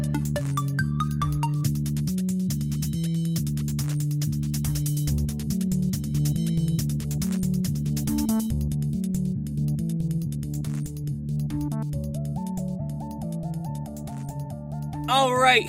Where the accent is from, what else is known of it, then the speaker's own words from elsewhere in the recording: United States; I'm an American